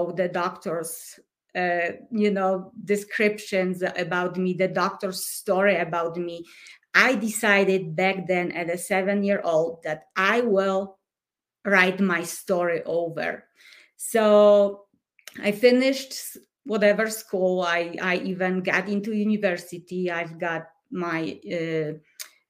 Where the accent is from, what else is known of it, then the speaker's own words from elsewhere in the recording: Poland; English is a second language; moved away as an adult; now in Colorado, United States; I come from Poland. I was born and raised during communism.